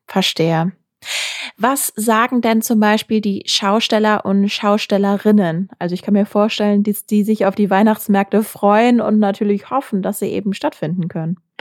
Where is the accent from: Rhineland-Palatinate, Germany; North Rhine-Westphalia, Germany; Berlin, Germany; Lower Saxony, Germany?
North Rhine-Westphalia, Germany; Essen; in meiner Heimatstadt Essen